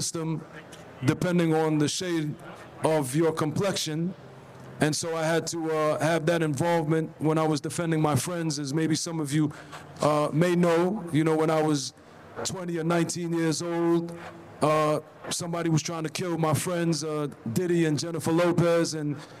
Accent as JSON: {"language": "English", "town": "Belize City", "region": "Belize District", "country": "Belize", "tie": "born or raised there", "also_born_or_lived": "Brooklyn, New York, United States", "moved": "yes", "said": "I grew up on the south side of Belize City"}